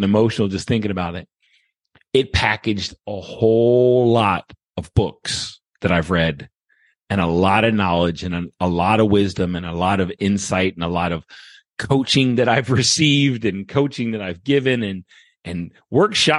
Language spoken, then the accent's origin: English; Baltimore, Maryland, United States; also born or lived in Okinawa, Japan; now in St. Charles, Missouri, United States; I was from Baltimore